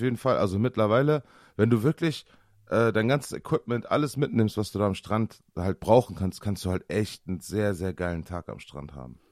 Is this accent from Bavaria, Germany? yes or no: no; Osnabrück, Lower Saxony, Germany; bei uns in Osnabrück